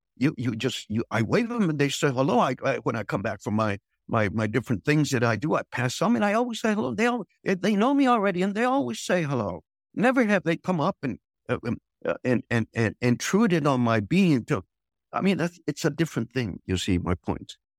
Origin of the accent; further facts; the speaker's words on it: United States; moved away as an adult; now in Hanoi, Vietnam; being an American